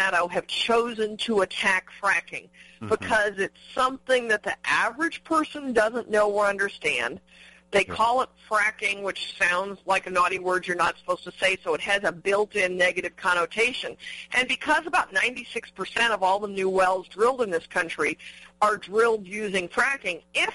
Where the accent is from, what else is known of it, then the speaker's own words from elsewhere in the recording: Southern California, United States; I grew up in Southern California, where earthquakes are so commonplace, we didn't pay much attention to them.